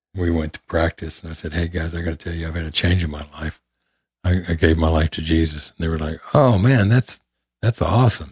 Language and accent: English; Memphis, Tennessee, United States; also born or lived in Detroit, Michigan; Memphis, Tennessee. Oh, I grew up in the shadow of Graceland.